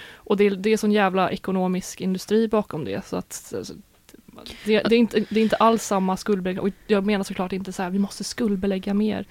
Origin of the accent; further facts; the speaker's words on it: Sweden; vi svenskar